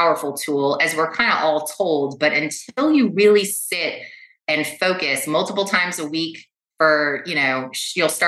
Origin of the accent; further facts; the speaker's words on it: Los Angeles, California, United States; I was born and raised in West Los Angeles.